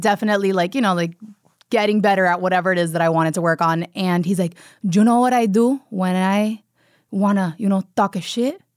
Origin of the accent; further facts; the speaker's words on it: Miami, Florida, United States; moved away; I'm from Miami and, like, from a big Cuban family